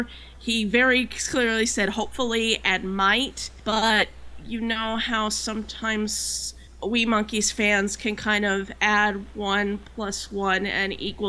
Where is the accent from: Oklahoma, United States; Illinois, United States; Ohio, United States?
Oklahoma, United States; Tulsa; my hometown of Tulsa